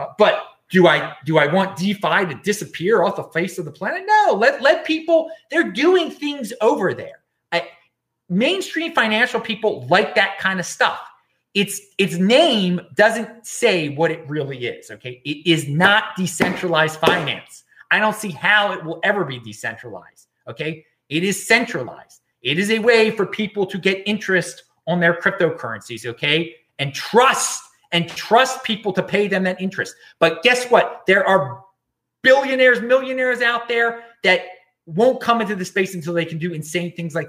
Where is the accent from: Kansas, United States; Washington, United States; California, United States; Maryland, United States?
Maryland, United States; moved away; near Camp David, Maryland, my home state